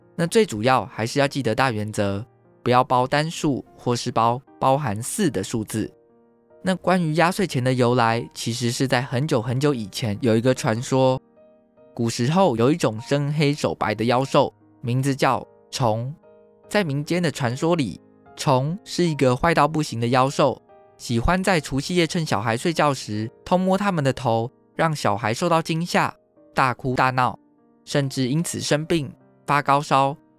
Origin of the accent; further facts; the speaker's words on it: Taiwan; 台湾是一块宝岛，同时也是我们的家乡